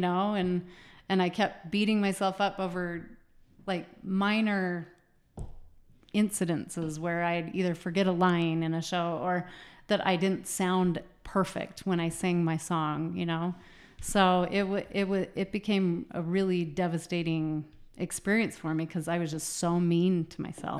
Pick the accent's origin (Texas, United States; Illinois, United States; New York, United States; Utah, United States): Utah, United States; I grew up in Utah